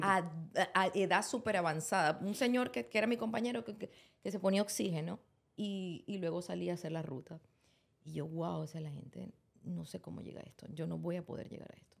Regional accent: Maracaibo, Zulia, Venezuela; moved away; yo soy maracucha

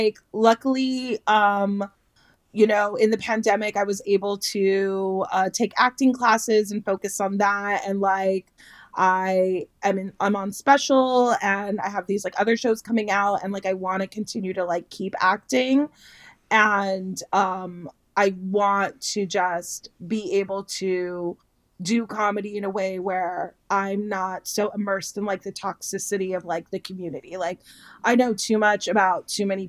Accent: Los Angeles, California, United States; I grew up in Los Angeles, California

